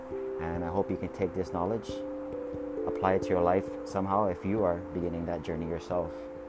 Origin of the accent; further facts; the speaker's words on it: Oahu, Hawaii, United States; Here in Hawaii is where I was born and raised on Oahu.